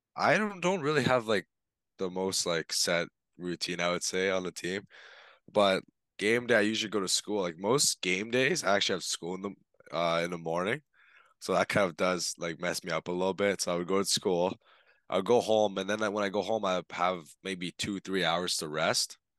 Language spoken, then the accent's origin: English; Toronto, Ontario, Canada; back home in Toronto, that's where I'm from